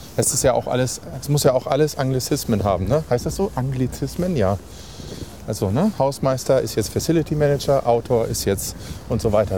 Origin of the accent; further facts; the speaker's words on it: Embsen, Lower Saxony, Germany; now in Hanover, Germany; ich bin in Emsen aufgewachsen, was ein kleiner beschaulicher Ort ist vor Lüneburg